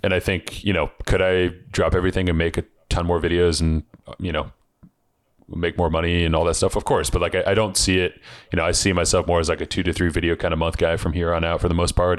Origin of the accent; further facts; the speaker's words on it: Seattle, Washington, United States; growing up in Seattle where it rains all the time